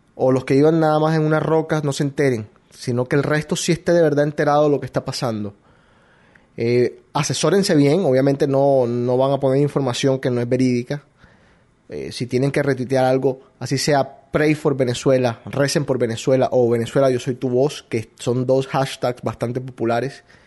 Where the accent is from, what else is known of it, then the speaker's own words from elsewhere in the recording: Colombia; now in United States; Colombiano hasta la muerte, hasta la tumba